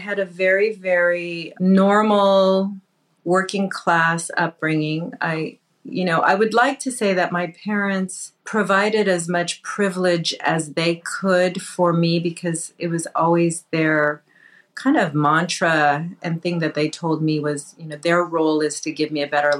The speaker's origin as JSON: {"language": "English", "region": "Southern California", "country": "United States", "tie": "born or raised there", "said": "I was born and raised in Southern California. I am Mexican, Indian, Spanish, and Portuguese, Native American Indian, not East Indian."}